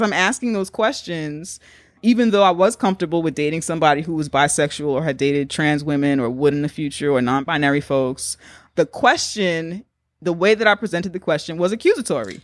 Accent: New York City, New York, United States; I'm from the Bronx.

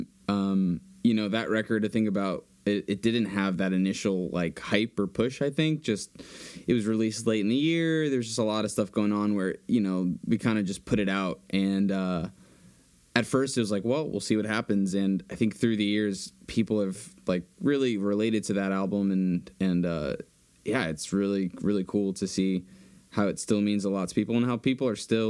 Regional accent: Boston, Massachusetts, United States; Got to stay true to the hometown, you know? Got to go Boston

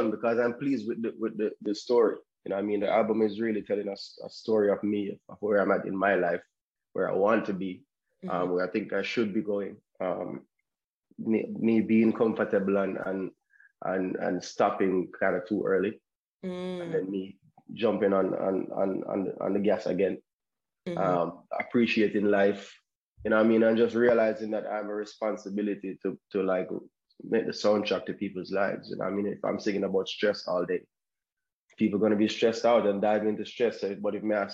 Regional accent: Kingston, Jamaica; I'm an artist from Kingston, Jamaica

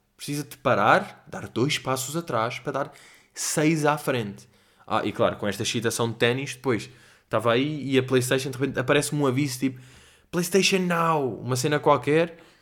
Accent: Portugal; nós somos da Europa desenvolvida

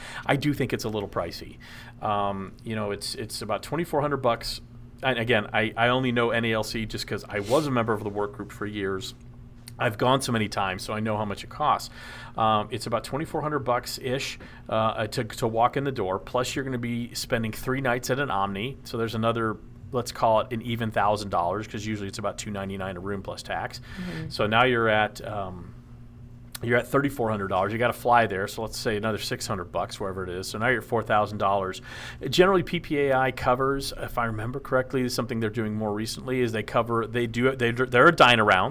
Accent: Dallas, Texas, United States; now in Tennessee, United States; I grew up in Dallas. So, and I love Dallas. That's I consider Texas my home. Even though I live in Tennessee, that's home

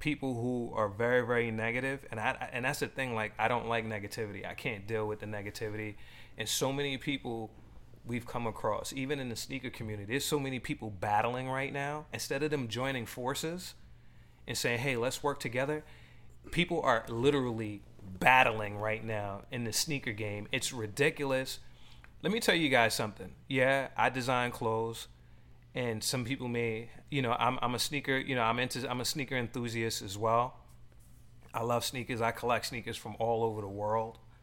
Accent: New York, United States; also born or lived in Los Angeles; now in Boston, United States; I grew up in New York, lived in LA, and when I before I came back to the East Coast, you know, I was living in LA, and you know, here I'm here in Boston

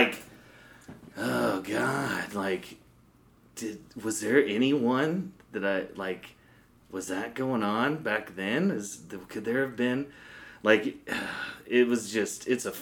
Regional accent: Prairie City, Iowa, United States; He lived exactly one block away from me in my hometown of Prairie City

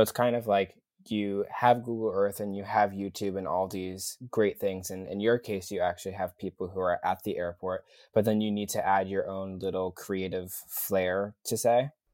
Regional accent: New York City, New York, United States; my hometown airport is pretty much LaGuardia

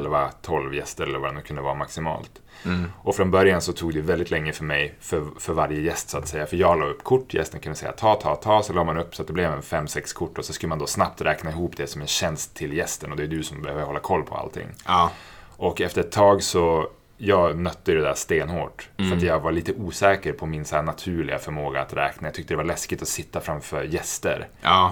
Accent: Norrland, Sweden; moved away; also born or lived in Stockholm; jag är från Norrland

